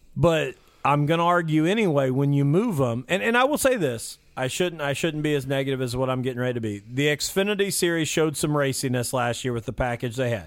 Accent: Mitchell, Indiana, United States; I grew up in Mitchell, Indiana

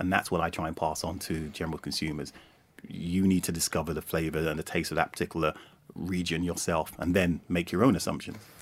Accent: Jamaica; as a Jamaican

